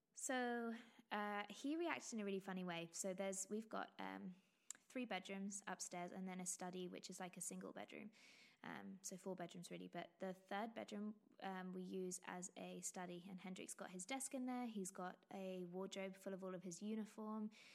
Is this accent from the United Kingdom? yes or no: yes; England, United Kingdom; accent: very English; You can probably tell my, by my very English accent